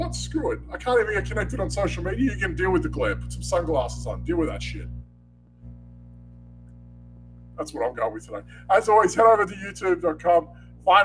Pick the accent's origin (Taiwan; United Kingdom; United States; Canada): Canada; I'm French-Canadian